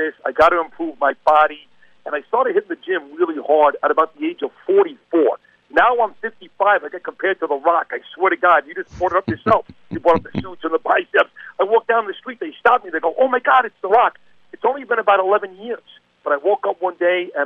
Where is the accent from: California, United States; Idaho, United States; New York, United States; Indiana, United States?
New York, United States; New York City; I'm a New Yorker